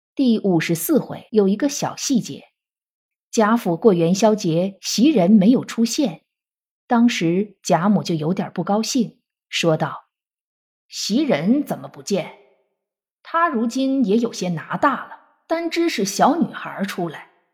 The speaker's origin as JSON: {"language": "Chinese", "country": "China", "said": "我们中国人"}